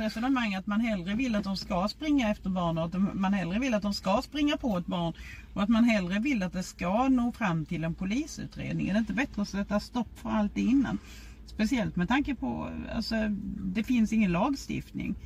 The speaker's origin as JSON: {"language": "Swedish", "town": "Lund", "region": "Skåne", "country": "Sweden", "said": "Jag är ju från Lund"}